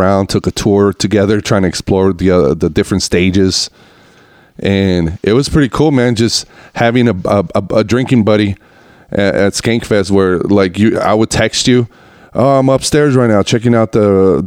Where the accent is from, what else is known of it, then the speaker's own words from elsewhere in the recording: Reno, Nevada, United States; we grew up together in Reno